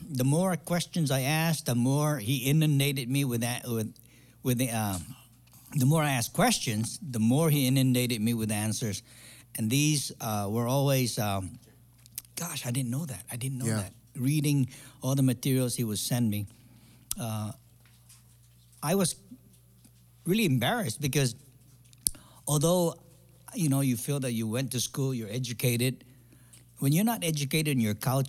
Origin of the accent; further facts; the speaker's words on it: Guam; moved away as an adult; also born or lived in Saipan; now in San Diego, United States; Actually, I was born in Saipan, so I'm a Saipanese. Okay. But I grew up in Guam.